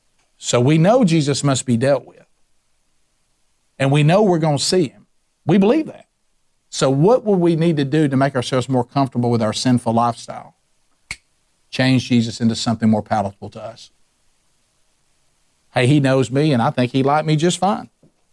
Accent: the South, United States; I'm a Southerner, and I think this is heaven on earth.

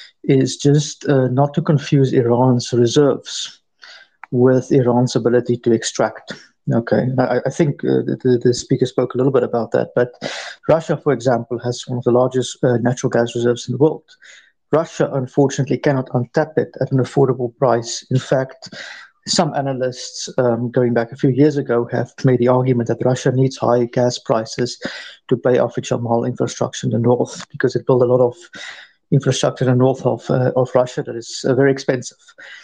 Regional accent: South Africa; I'm married to an Iranian woman. I'm from South Africa.

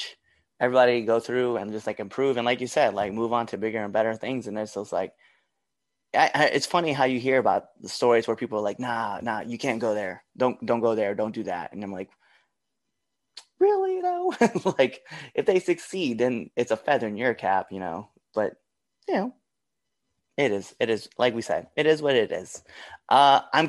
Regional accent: Western Nebraska, United States; moved away; in my hometown where I'm originally from in Western Nebraska

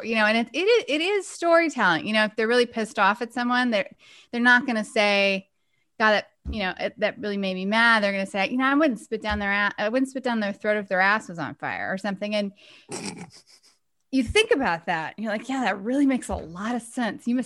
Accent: Southern United States, United States; accent: Southern; I can throw in my southern accent and talk like a little bit, little bit southern.

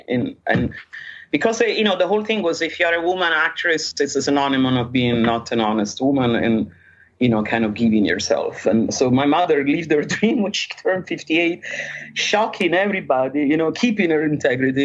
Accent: Rome, Lazio, Italy; moved away; I was born in Rome

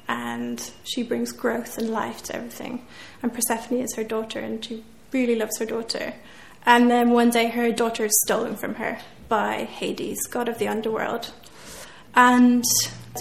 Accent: West Cork, Munster, Ireland; moved away as an adult; also born or lived in Scotland / Galway; I was brought up in West Cork, right on the sea, almost as far south as you can get in Ireland. So I grew up by the ocean

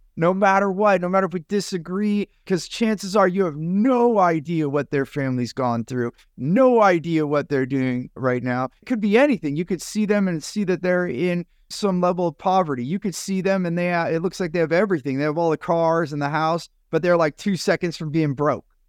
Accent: San Jose, California, United States; a Vietnamese young man that I, I grew up with in San Jose, California

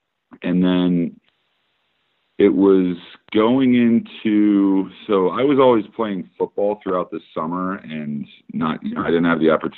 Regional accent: Annapolis, Maryland, United States; also born or lived in Italy / Brunswick, Maine; I was born in Italy. We moved back to Annapolis. We lived there for a little over a year

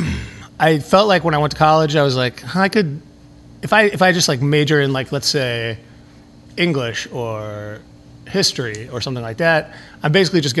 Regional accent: Chicago, Illinois, United States; I grew up in Boys Town, which is not that far from where we are right now.

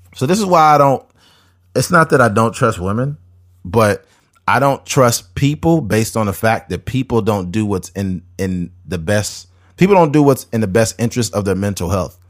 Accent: United States; as American people

